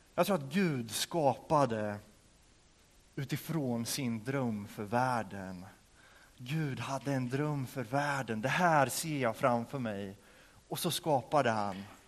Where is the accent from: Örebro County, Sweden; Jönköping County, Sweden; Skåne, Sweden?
Örebro County, Sweden; hemma i, där jag kommer ifrån, utanför Örebro